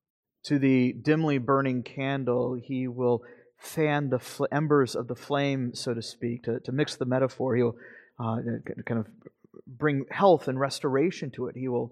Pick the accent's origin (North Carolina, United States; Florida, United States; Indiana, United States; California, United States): Florida, United States; You know, back home, I grew up in North Florida